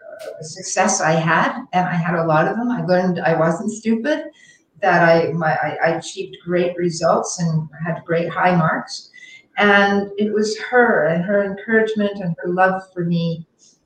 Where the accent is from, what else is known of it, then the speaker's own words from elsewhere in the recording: Toronto, Ontario, Canada; moved away as an adult; also born or lived in Montreal; I lived in Montreal, but I was from Toronto